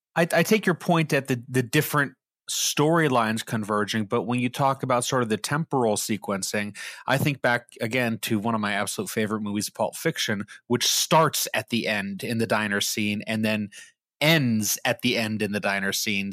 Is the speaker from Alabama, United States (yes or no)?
no; Pittsburgh, Pennsylvania, United States; me growing up in Pittsburgh